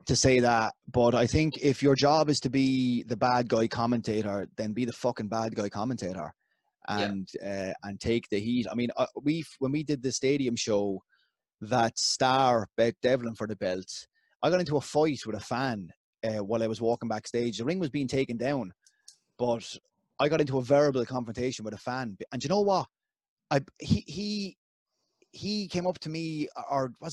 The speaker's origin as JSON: {"language": "English", "town": "Waterford", "region": "Munster", "country": "Ireland", "said": "I'm from Waterford."}